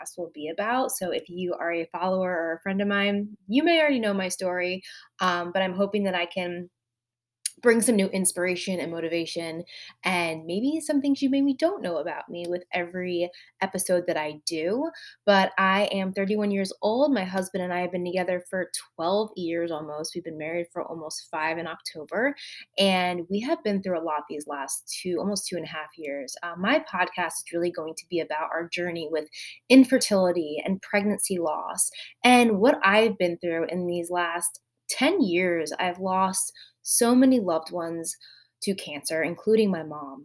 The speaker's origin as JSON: {"language": "English", "region": "New Jersey", "country": "United States", "moved": "as an adult", "lives_now": "Outer Banks, North Carolina, United States", "said": "We are originally from New Jersey."}